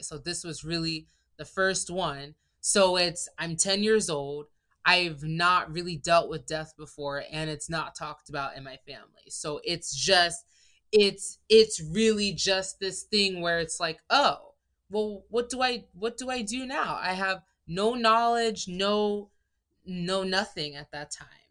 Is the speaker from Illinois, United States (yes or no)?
no; Maryland, United States; moved away as an adult; also born or lived in Nigeria (ancestry); now in Thailand; I'm from Maryland in the U S A. My family's Nigerian. So I'm Nigerian American, but I'm one of the few who was born in the States